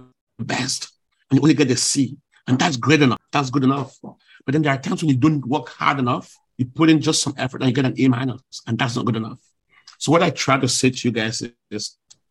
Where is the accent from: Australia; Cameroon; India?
Cameroon; moved away as an adult; also born or lived in Washington / China; now in Douala, Cameroon; I was this kid from Africa.